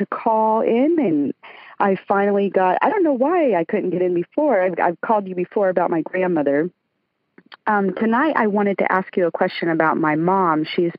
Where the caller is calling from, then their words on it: Lakeland, Florida, United States; Lakeland, Florida.